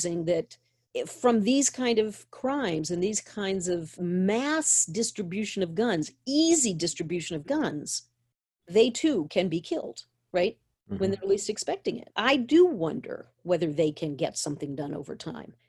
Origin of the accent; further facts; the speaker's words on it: Maine, United States; I grew up in Maine.